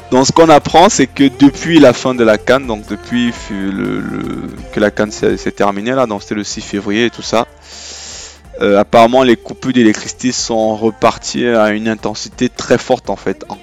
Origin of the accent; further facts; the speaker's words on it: Yaoundé, Centre, Cameroon; on a grandi au Cameroun, moi je trouve quand j'ai grandi à Yaoundé